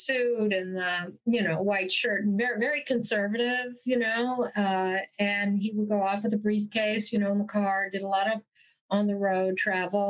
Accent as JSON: {"language": "English", "town": "Montclair", "region": "New Jersey", "country": "United States", "tie": "born or raised there", "said": "I'm a Jersey girl, born and raised"}